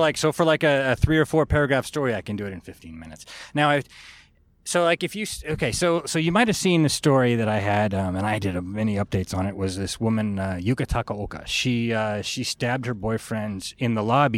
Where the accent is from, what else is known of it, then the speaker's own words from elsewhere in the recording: California, United States; moved away as an adult; now in Japan; growing up in California, I was a big sports fan.